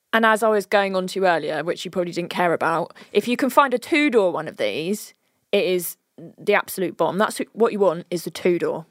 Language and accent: English; United Kingdom; We are very British.